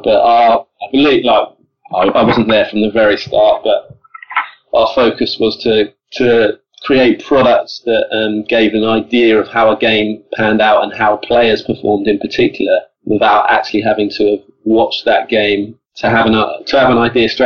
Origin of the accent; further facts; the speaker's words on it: Colchester, East of England, United Kingdom; we're both from Colchester, so Essex, so nowhere near Birmingham